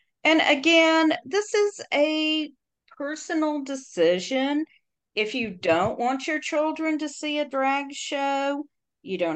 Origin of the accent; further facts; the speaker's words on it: Tennessee, United States; my home state of Tennessee